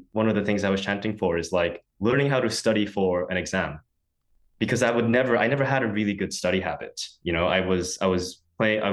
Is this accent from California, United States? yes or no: yes; San Francisco, California, United States; moved away as an adult; born and raised in San Francisco